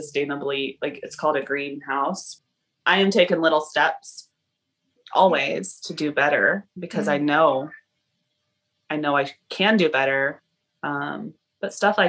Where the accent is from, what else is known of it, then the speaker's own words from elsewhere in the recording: the South, United States; moved away as an adult; also born or lived in Costa Rica / Alaska / Canada; I was raised in the South